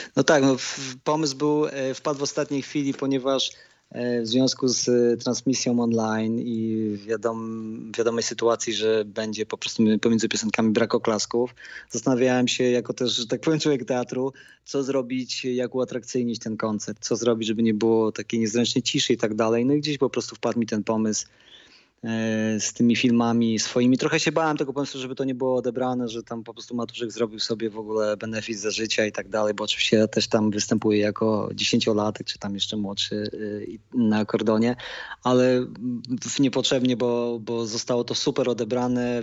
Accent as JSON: {"language": "Polish", "region": "Lower Silesian Voivodeship", "country": "Poland", "also_born_or_lived": "Dęblin", "said": "ja jestem stąd, jestem z Podświdnicy"}